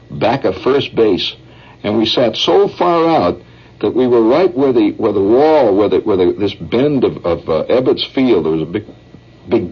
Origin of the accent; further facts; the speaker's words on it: Chicago, Illinois, United States; I was from Chicago